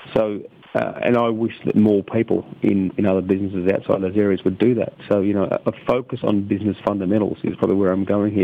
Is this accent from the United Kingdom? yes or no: no; Rockhampton, Queensland, Australia; also born or lived in Cloncurry, Queensland / Emerald, Queensland; I was born in Cloncurry, grew up in Emerald and Rockhampton in central Queensland.